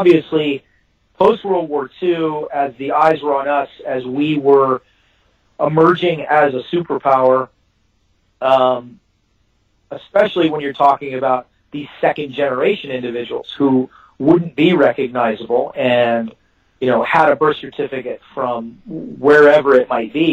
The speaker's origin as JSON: {"language": "English", "region": "Texas", "country": "United States", "said": "I'm a Texan"}